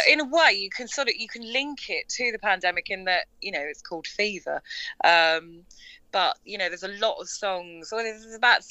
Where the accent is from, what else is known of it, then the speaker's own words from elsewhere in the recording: London, United Kingdom; now in Tollesbury, United Kingdom; I was born in London